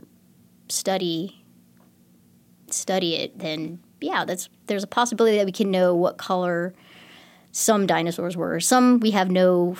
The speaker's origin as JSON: {"language": "English", "region": "Texas Hill Country", "country": "United States", "tie": "born or raised there", "said": "growing up in the Texas Hill Country, I used to always go rock hounding"}